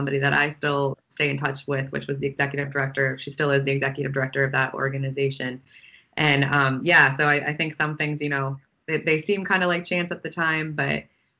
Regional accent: Wooster, Ohio, United States; I grew up in Worcester, Ohio, so close to where I think you both are.

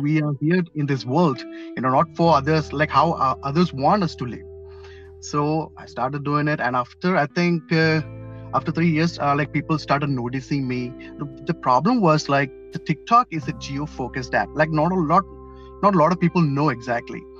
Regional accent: Mumbai, Maharashtra, India; moved away as an adult; also born or lived in Kerala; now in Philadelphia, United States; I'm from South India, Kerala. Okay. but I was born and brought up in Mumbai.

